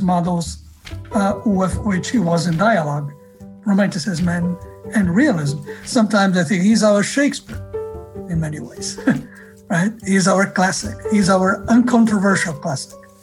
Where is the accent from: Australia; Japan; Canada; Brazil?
Brazil; Rio de Janeiro; moved away; I grew up in Rio